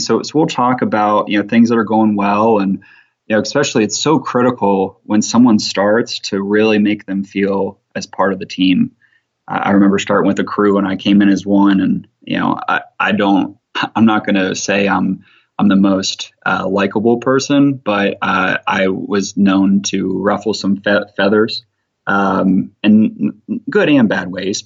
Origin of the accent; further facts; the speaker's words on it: Ohio, United States; now in Alabama, United States; I'm from Ohio